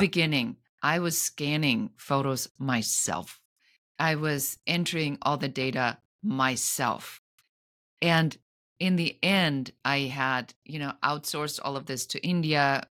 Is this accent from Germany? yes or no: yes; Germany; now in Los Angeles, United States; I'm an immigrant from Germany living in Los Angeles